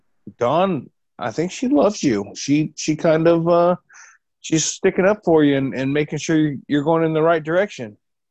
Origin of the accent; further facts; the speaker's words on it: Florida, United States; I'm from Florida. It don't get much south. It doesn't get much more south than that.